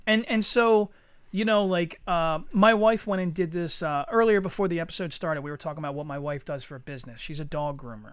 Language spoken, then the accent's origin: English; Eddystone, Pennsylvania, United States; me and Chuck, we grew up in Eddystone together